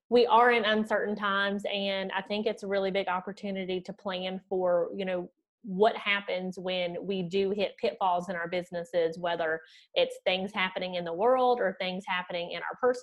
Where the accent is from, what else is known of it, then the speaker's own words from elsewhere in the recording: Southern West Virginia, United States; accent: Southern twangy; moved away as an adult; also born or lived in Florida; now in Munich, Germany; you might hear my Southern twangy accent, I'm originally from Southern West Virginia, born and raised.